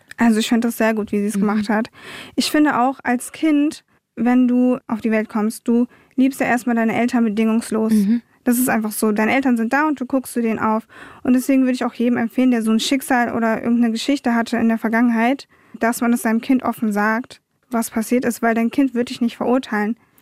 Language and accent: German; Wiesbaden, Hesse, Germany; also born or lived in Munich; ich bin in München geboren, in Wiesbaden aufgewachsen